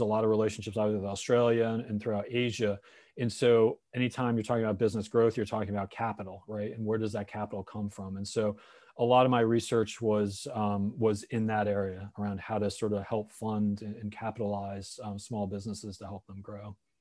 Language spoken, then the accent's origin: English; Connecticut, United States; I grew up in Connecticut